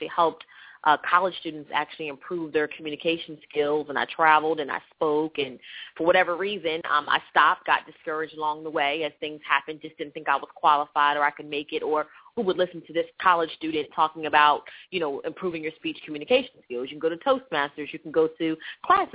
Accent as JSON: {"language": "English", "town": "Lancaster", "region": "Pennsylvania", "country": "United States", "tie": "born or raised there", "also_born_or_lived": "West Chester, Pennsylvania", "moved": "as an adult", "said": "I grew up in a small town called Lancaster, Pennsylvania"}